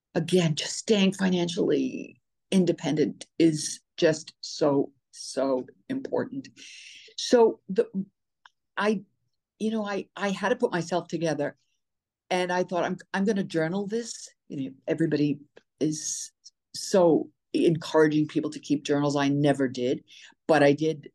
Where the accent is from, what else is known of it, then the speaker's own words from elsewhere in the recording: New York City, New York, United States; also born or lived in Short Hills, New Jersey; I was born in New York City, born and raised